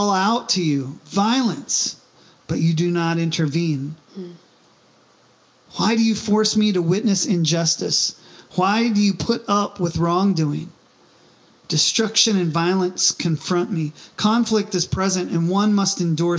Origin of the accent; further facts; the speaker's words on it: United States; as an American, as a veteran, of the military